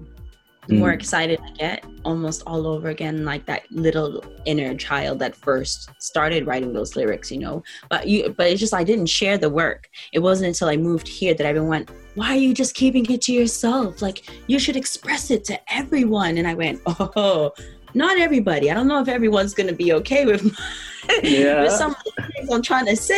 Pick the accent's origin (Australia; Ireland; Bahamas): Bahamas; moved away as an adult; now in London, United Kingdom; I was born and raised in the Bahamas.